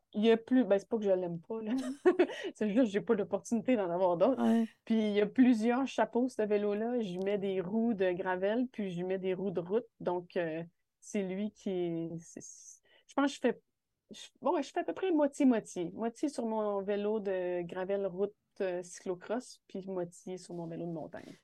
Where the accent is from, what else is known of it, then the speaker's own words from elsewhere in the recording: Val-d'Or, Quebec, Canada; je suis revenue dans ma ville natale à Val d'Or